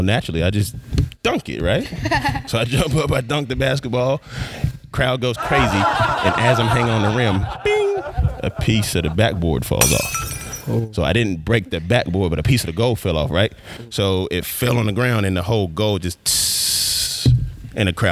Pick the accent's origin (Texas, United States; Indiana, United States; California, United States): Texas, United States; Arlington; also born or lived in Dallas, Texas / North Carolina; now in Corsicana, United States; I am originally from Arlington, Texas. I was born in Dallas, and I was raised in Arlington, Texas.